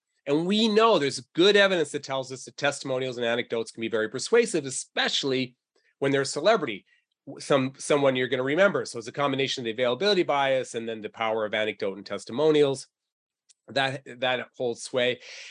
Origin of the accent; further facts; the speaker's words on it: New England, United States; You know, I'm originally from New England, so I bleed Patriot blue.